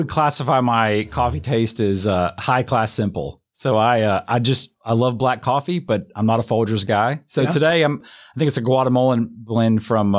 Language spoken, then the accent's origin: English; Homewood, Alabama, United States; Yeah, so if you've never been to Homewood, Alabama, it's like the quintessential southern town. And everybody who's from Homewood, Alabama loves Homewood, Alabama.